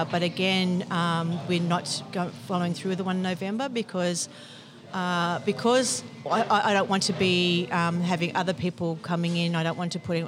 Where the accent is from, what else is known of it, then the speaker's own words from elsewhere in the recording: Sydney, New South Wales, Australia; moved away as an adult; now in Sutherland Shire, Australia; We're actually from Bronte's, from the eastern suburbs.